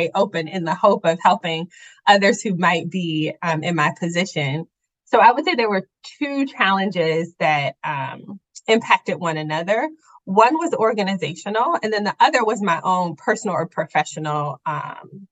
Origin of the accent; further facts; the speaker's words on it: Midwest, United States; moved away as an adult; now in Charlotte, United States; I am a Northerner. I am from the Midwest.